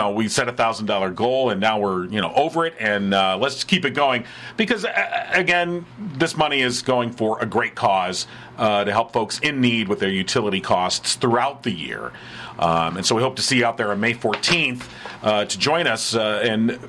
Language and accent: English; Philadelphia, Pennsylvania, United States; I was born in Philadelphia